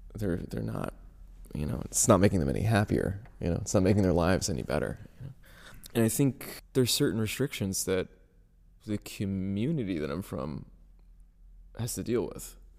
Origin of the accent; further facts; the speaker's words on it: New Jersey, United States; I'm from North Jersey.